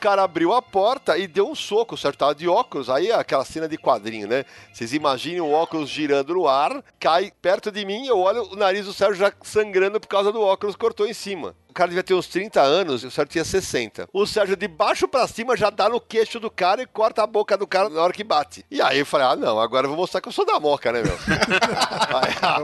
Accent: São Paulo, Brazil; eu sou da Moca

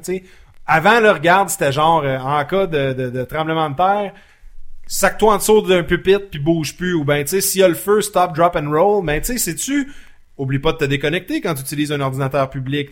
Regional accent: Laval, Quebec, Canada; je viens de Laval

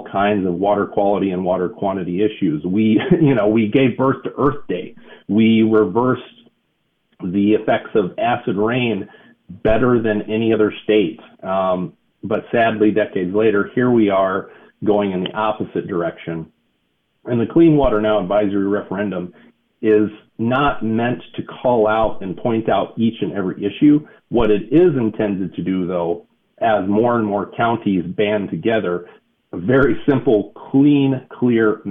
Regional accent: Minnesota, United States; now in Wisconsin, United States; I was born and raised next door in Minnesota

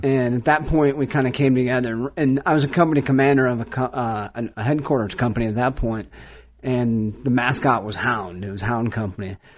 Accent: Cleveland, Ohio, United States; moved away; growing up in Cleveland, I never really cared about the outdoors at all

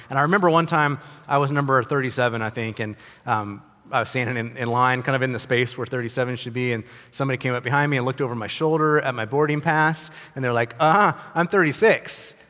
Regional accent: United States; I'm an American. I'm a privileged American

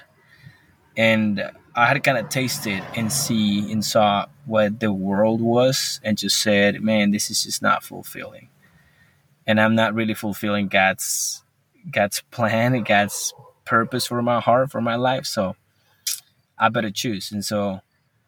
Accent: Colombia; English is a second language; now in Marshalltown, United States; I'm from Colombia. We live in America.

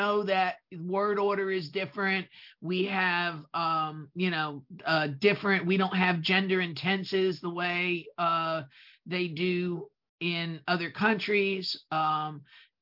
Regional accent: New Jersey, United States; accent: New Jersey; English is a second language; my New Jersey accent

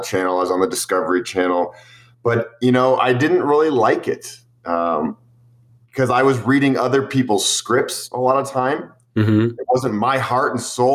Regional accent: United States; growing up in the United States

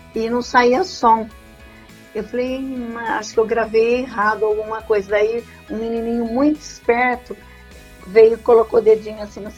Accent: Lençóis Paulista, São Paulo, Brazil; Eu sou de Lençóis Paulista.

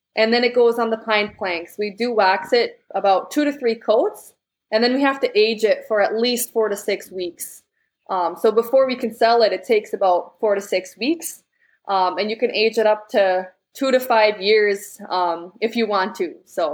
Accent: Netherlands; English is a second language; So Gouda cheese, because we're from the Netherlands, and it's a typical Dutch cheese.

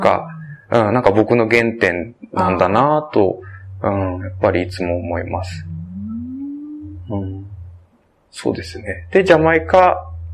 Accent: Tohoku, Japan; 僕、東北生まれ、東北育ち

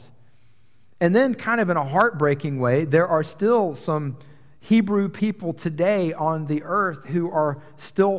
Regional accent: Atlanta, Georgia, United States; moved away as an adult; also born or lived in New York City; I grew up in Atlanta, a major international city

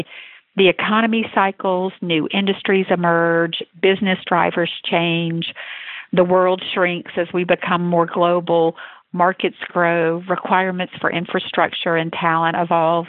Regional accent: Atlanta, Georgia, United States; which I'm happy to say was in my hometown.

